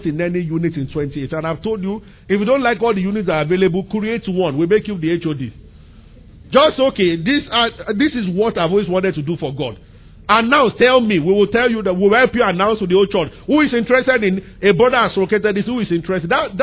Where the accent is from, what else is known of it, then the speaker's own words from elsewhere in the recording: Abeokuta, Ogun State, Nigeria; I grew up in Abeokuta in the center of the city